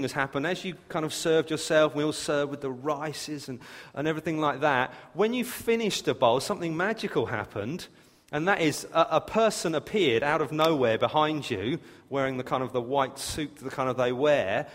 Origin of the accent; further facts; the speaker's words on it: England, United Kingdom; I'm so English